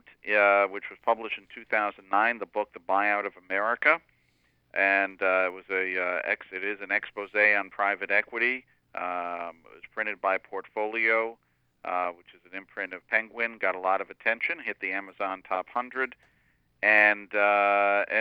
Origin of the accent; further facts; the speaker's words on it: Dover-Foxcroft, Maine, United States; now in New York, United States; I grew up in Dover, Foxcroft, which is not far from Bangor